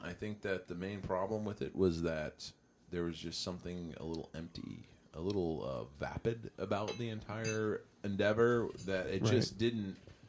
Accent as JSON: {"language": "English", "town": "Las Vegas", "region": "Nevada", "country": "United States", "said": "I told you I'm from Vegas."}